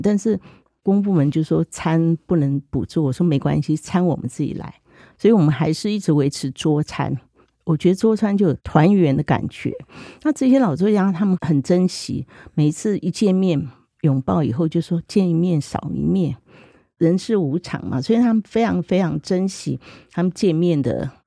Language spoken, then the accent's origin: Chinese; Zhunan, Miaoli County, Taiwan; 我现在是苗栗竹篮人嘛，本身，那我是外省眷村长大的